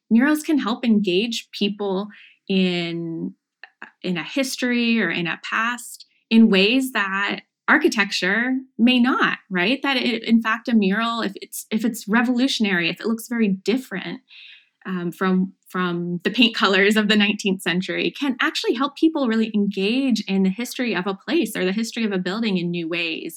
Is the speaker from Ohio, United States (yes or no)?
yes; Chillicothe, Ohio, United States; moved away as an adult; also born or lived in Cambridge, Massachusetts / Virginia; I'm from Chillicothe, Ohio, the heart of Appalachian Ohio, so about an hour south of Columbus.